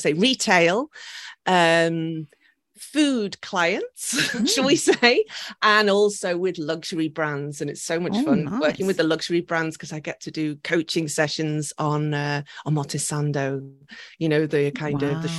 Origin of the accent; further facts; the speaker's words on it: Liverpool, North West England, United Kingdom; moved away as an adult; now in Miura Peninsula, Japan; I'm originally from Liverpool in the UK